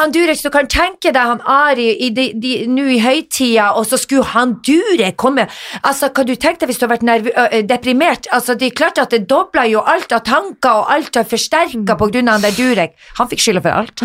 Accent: Northern Norway, Norway; moved away; Jeg var hjemme i Nord-Norge

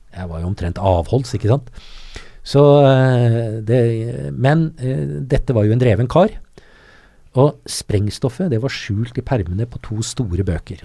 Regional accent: Norway; som nordmann med norsk pass

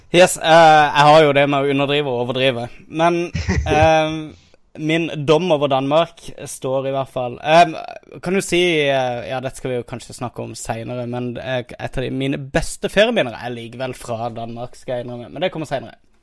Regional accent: Kristiansand, Agder, Norway; jeg er jo kristiansander

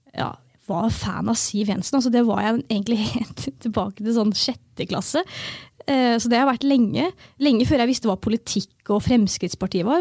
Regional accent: Fredrikstad, Østfold, Norway; jeg er jo født og oppvokst i Fredrikstad

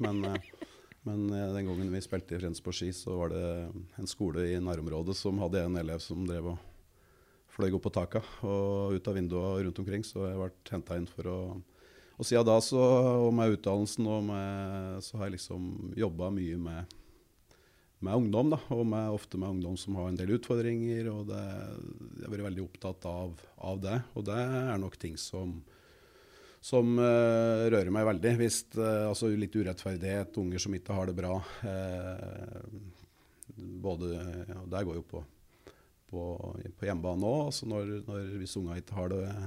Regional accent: Kapp, Innlandet, Norway; Vokste opp helt nede på Mjøsa, hjemme på Kapp

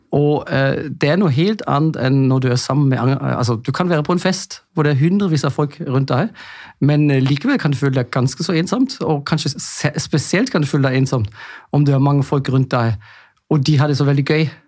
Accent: Germany; Norwegian is a second language; moved away as an adult; now in Norway; jeg er jo egentlig tysk

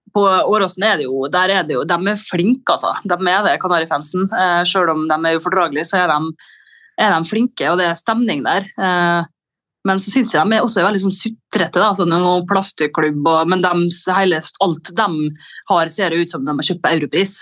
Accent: Molde, Møre og Romsdal, Norway; siden jeg er fra Molde og ikke fra Frena eller Hustadvika

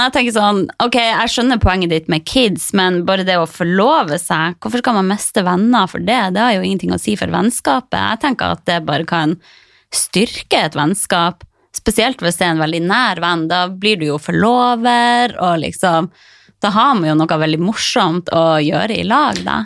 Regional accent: Harstad, Troms, Norway; moved away as an adult; now in Oslo, Norway; reise fra trygge, lille Harstad

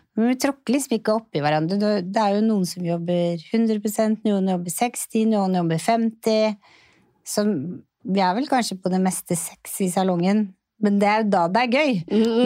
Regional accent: Oslo, Norway; jeg vokste jo opp på Torshov og gikk jo på Lilleborg skole

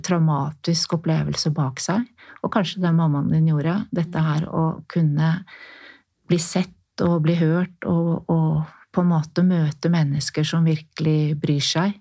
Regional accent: Norway; jeg er norsk

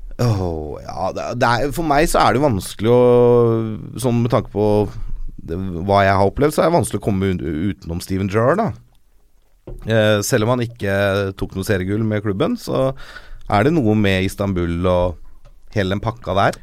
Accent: Norway; jeg er en norsk Liverpool-supporter

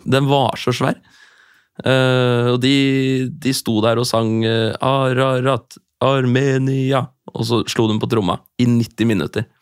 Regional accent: Norway; jeg er fra Norge

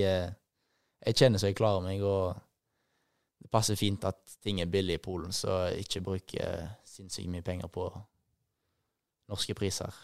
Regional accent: Haugesund, Rogaland, Norway; moved away as an adult; also born or lived in Bergen; now in Poznań, Poland; det jeg hadde her hjemme i Haugesund

